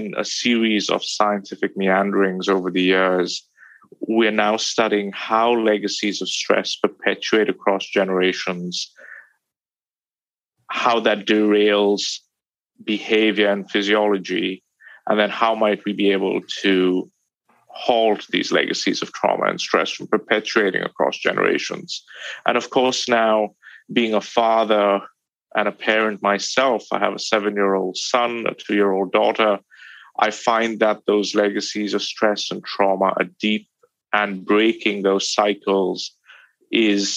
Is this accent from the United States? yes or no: no; India; moved away; I grew up in India